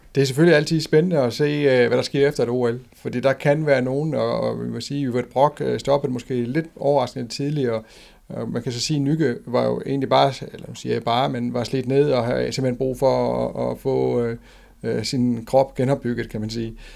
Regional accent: Denmark

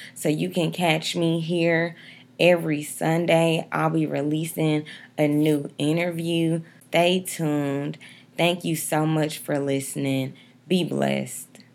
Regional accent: Dallas, Texas, United States; also born or lived in Atlanta, Georgia; I'm from Dallas, Texas

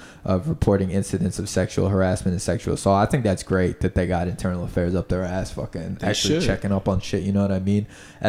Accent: Pennsylvania, United States; My hometown is north, and it's fucking Trumpville.

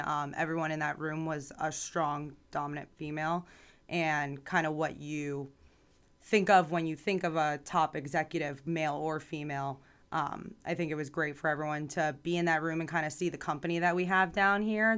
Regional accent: Boca Raton, Florida, United States; also born or lived in New York / Tallahassee, Florida; I like to say I'm from Boca because I was born in New York and grew up down here

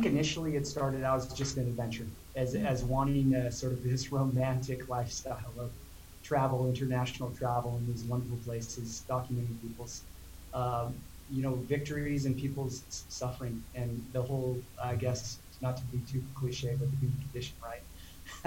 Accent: Montana, United States; my young age of exploring growing up in Montana

